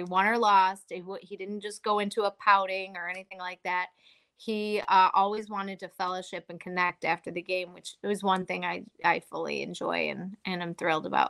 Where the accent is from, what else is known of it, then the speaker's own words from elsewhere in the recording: Buffalo, New York, United States; we're known for our Buffalo wings